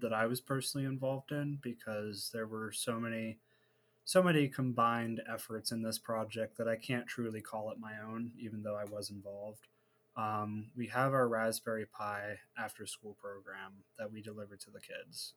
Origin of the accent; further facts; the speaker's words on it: Warren, Ohio, United States; also born or lived in Youngstown, Ohio; we decided Warren was okay, and I lived there for a lot of my adolescence